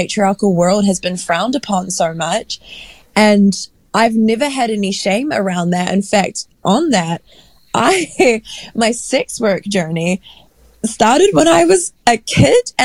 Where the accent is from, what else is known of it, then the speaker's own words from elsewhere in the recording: Dunedin, Otago, New Zealand; I grew up in Utipoti, Dunedin, which is this very small town